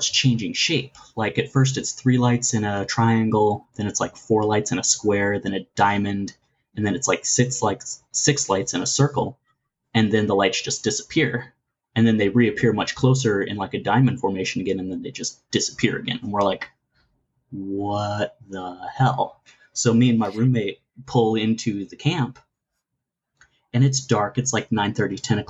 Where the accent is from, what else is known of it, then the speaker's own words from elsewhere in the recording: Florida, United States; moved away; also born or lived in Texas; I grew up in Florida too.